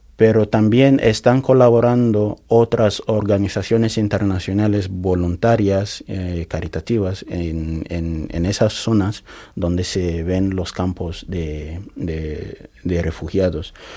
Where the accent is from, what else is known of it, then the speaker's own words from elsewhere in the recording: Yola, Adamawa, Nigeria; Spanish is a second language; also born or lived in Nnobi, southeast Nigeria; now in Spain; yo nací en Nonicha, eh, sureste de Nigeria, que es mi raíz natal, pero desde mi infancia eh, he pasado la mayor parte de mi vida en Yola, en noreste de Nigeria